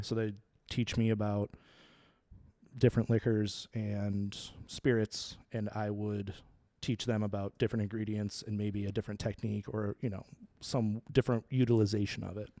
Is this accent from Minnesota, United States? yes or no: yes; Minnesota, United States; moved away as an adult; also born or lived in Chicago; I grew up in Minnesota, actually